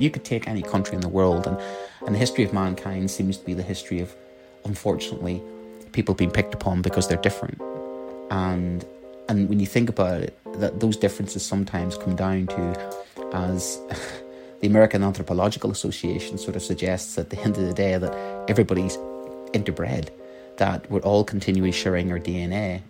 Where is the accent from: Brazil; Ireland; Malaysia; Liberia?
Ireland; I'm Irish